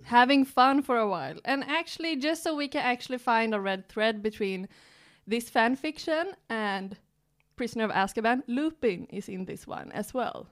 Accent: Stockholm, Stockholm County, Sweden; we're two comics from Sweden, from Stockholm

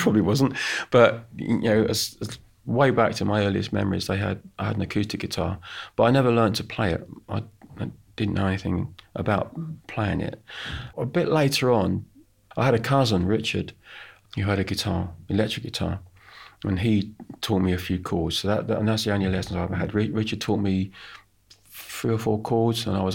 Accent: United Kingdom; I'm British

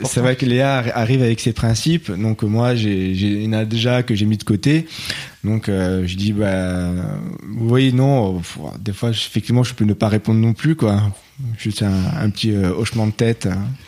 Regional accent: Paris, Île-de-France, France; en tant que Parisien, chacun avait son coin.

